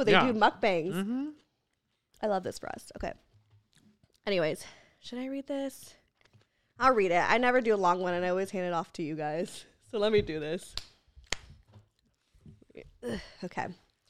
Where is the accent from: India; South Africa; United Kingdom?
South Africa; I am from South Africa and recently went on a girls trip to Cape Town.